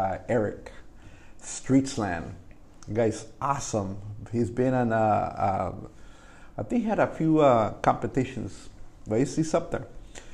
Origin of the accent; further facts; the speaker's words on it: Jalisco, Mexico; now in Whittier, United States; Because even though I'm Mexican, you know, I came from Jalisco, which is deep down in there, right into Whittier.